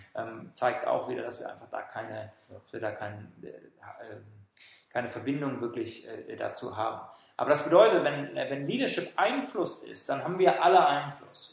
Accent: Germany; also born or lived in Frankfurt / Switzerland; als Deutsche

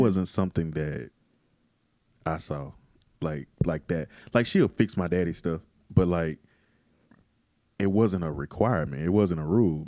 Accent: Texas, United States; growing up in Texas my whole life

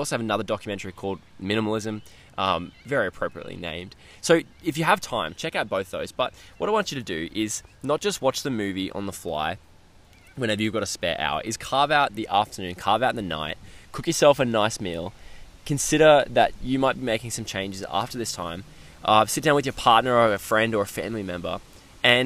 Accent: Queensland, Australia; I was getting ready to move back to Queensland, where I currently am now

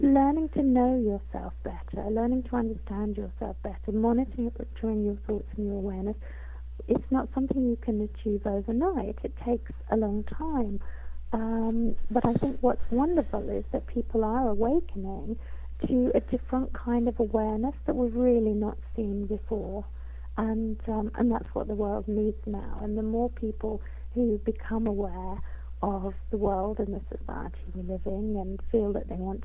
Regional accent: London, United Kingdom; I was born in London, and I've lived in England all my life

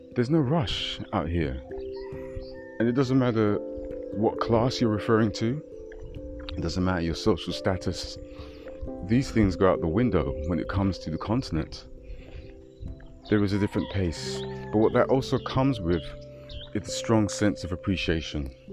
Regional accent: London, United Kingdom; moved away as an adult; myself born and raised in London

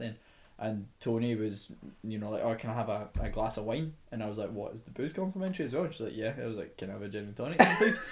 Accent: Scotland, United Kingdom; moved away as an adult; now in Toronto, Canada; I'm not Irish, I'm Scottish

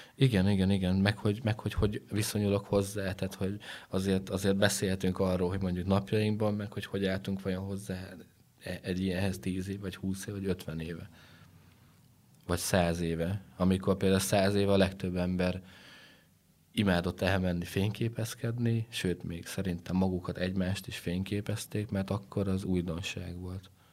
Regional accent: Transylvania, Romania; also born or lived in Netherlands; Erdélyből származok

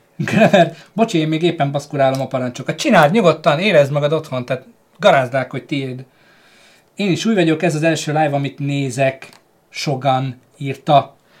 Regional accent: Hungary; magyarok vagyunk

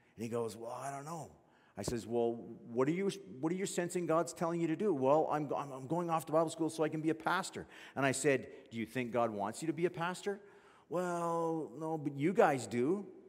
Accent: Fort McMurray, Alberta, Canada; I grew up in Fort McMurray

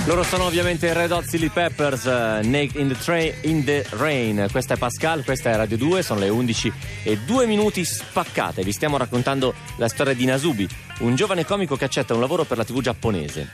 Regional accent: Piedmont, Italy; Mia mamma, eh, essendo piemontese come me

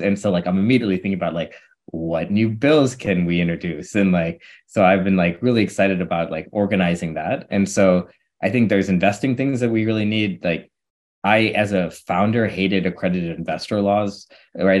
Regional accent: St. Louis, Missouri, United States; I'm born and raised in Saint Louis, Missouri.

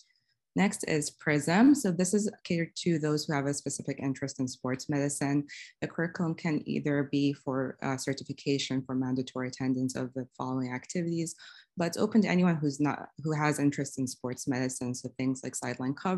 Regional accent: Saudi Arabia; moved away; I'm originally from Saudi Arabia.

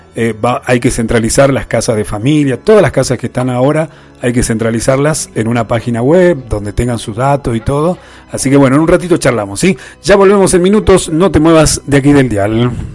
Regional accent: Tilcara, Jujuy, Argentina; nosotros somos lugareños, somos jujeños, tilcareños

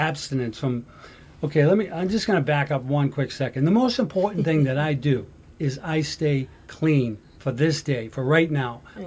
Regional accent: Somerville, Massachusetts, United States; I grew up in Somerville

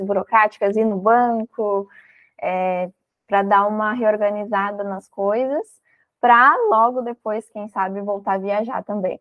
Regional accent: Rio Grande do Sul, Brazil; now in Florianópolis, Brazil; eu sou gaúcha, mas atualmente eu estou aqui em Florianópolis

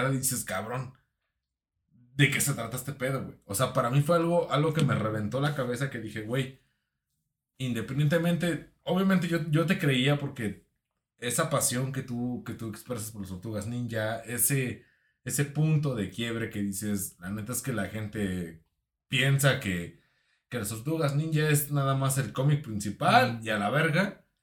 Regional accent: Mexico; Yo soy de Face, yo soy de México

